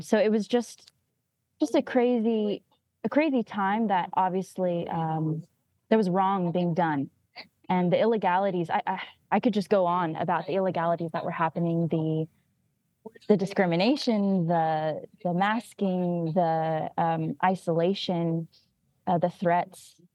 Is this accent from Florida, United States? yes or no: no; California, United States; I grew up in California